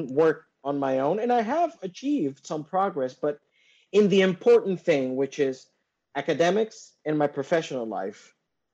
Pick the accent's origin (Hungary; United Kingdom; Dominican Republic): Dominican Republic; I'm from the Dominican Republic.